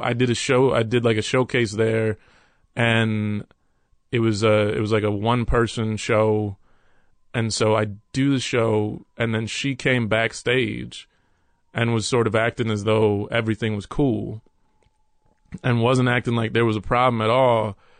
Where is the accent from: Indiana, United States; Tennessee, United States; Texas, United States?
Texas, United States; Dallas; moved away; also born or lived in New York City / Los Angeles; when I was about three, my mother, stepfather, and I moved to Texas, and we moved to Dallas, Texas